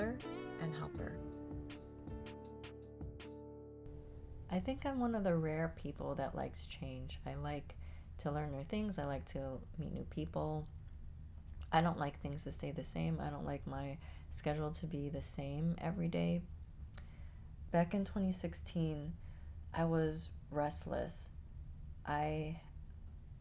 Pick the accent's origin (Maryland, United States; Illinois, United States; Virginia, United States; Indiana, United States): Illinois, United States; Chicago; moved away as an adult; now in Florida, United States; I grew up in Chicago. I lived in Chicago most of my life